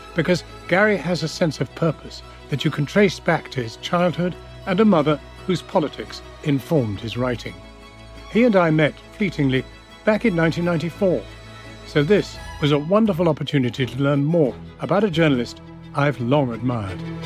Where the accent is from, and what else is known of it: Yorkshire and the Humber, United Kingdom; born or raised there; also born or lived in Sussex